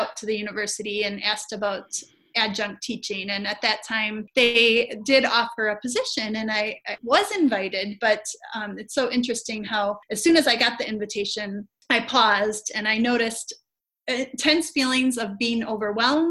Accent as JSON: {"language": "English", "region": "Wisconsin", "country": "United States", "tie": "born or raised there", "also_born_or_lived": "North Carolina", "said": "7 years ago moved back to my home state of Wisconsin, just about an hour and a half north of Chicago"}